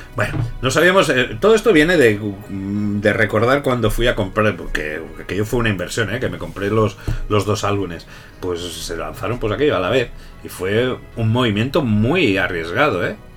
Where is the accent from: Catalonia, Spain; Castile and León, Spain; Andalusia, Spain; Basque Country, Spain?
Catalonia, Spain; yo, como buen catalán